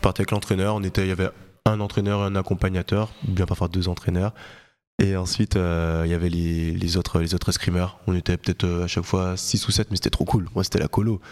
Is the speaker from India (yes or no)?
no; Guadeloupe; moved away; also born or lived in French Guiana; j'ai grandi en Guadeloupe. Je suis né en Guyane, je suis resté les deux premières années de ma vie, mais mes deux parents sont guadeloupéens